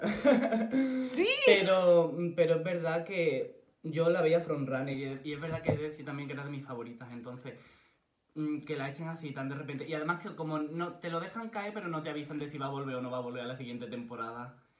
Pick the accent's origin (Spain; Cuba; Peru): Spain; Córdoba, Andalusia; soy de Córdoba